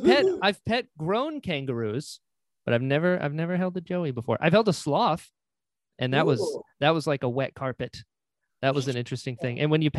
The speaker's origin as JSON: {"language": "English", "region": "Florida", "country": "United States", "tie": "born or raised there", "also_born_or_lived": "North Carolina", "said": "Originally North Carolina, but I live and grew up in Florida."}